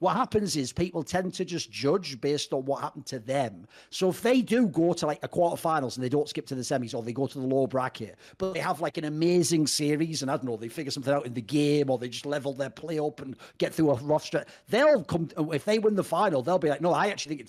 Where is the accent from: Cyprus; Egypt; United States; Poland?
Cyprus; we're all from Cyprus. Cyprus sponsors esports.